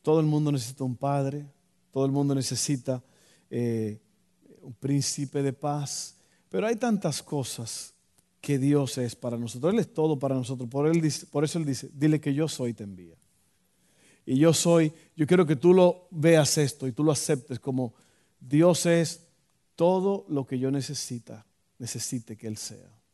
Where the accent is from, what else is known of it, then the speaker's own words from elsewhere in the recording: Dominican Republic; moved away; yo recuerdo en mi país, en Santo Domingo